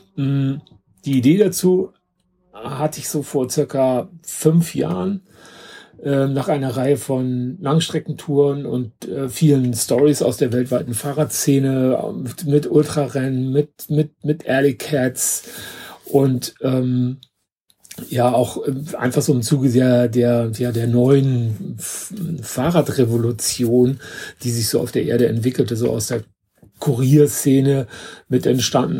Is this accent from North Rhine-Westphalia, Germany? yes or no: no; Hamburg, Germany; von Hamburg, also meine Heimatstadt